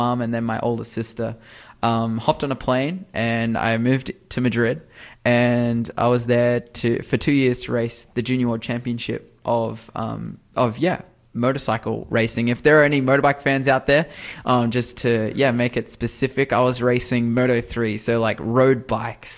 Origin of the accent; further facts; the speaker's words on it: Newcastle, New South Wales, Australia; I'm actually from the Newcastle area. I'm really fortunate to be from here. I love Newcastle.